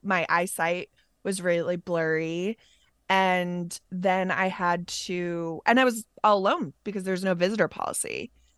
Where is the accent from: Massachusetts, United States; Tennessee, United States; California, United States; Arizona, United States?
Massachusetts, United States; moved away; also born or lived in New York; we're both from Massachusetts